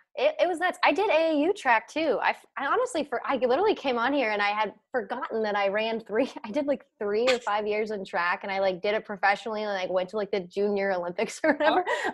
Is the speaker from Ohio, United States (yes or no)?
yes; Cincinnati, Ohio, United States; I have Ohio pride, I guess, because I grew up here and like my parents and my grandparents and my great grandparents, like everyone's from Cincinnati